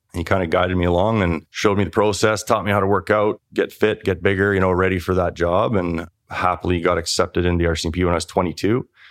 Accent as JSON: {"language": "English", "country": "Canada", "tie": "born or raised there", "said": "This is a town of five thousand people. And I grew up there."}